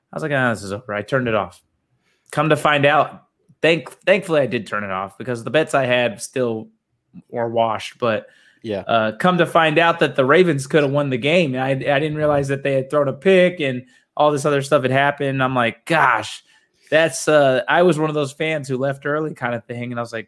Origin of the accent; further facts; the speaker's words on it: Arizona, United States; But I've been a Rogue Cardinals fan because I grew up in Arizona.